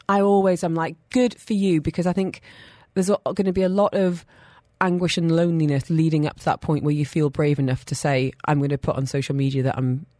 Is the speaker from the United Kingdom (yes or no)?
yes; United Kingdom; now in United Arab Emirates; I would imagine the UK's, and I say this as a Brit